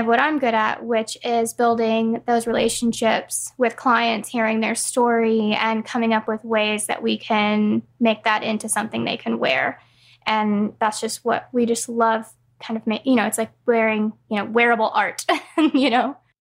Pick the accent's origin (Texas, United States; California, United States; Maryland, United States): California, United States; moved away as an adult; now in North Carolina, United States; we're both from California, but we moved out here about two years ago